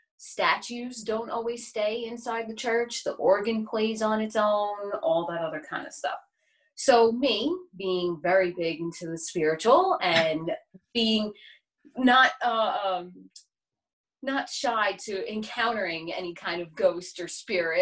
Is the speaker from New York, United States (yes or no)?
yes; New York City, New York, United States; I'm from Staten Island, New York